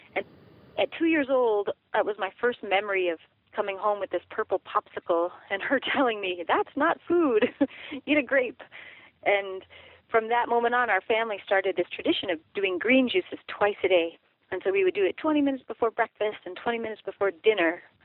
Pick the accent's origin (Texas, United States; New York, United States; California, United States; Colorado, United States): Colorado, United States; Durango; I grew up in Durango, Colorado